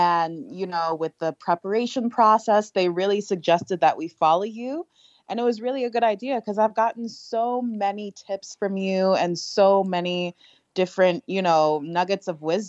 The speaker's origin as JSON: {"language": "English", "town": "Chicago", "region": "Illinois", "country": "United States", "tie": "born or raised there", "moved": "as an adult", "lives_now": "Ghana", "said": "I was born and raised in Chicago, Illinois."}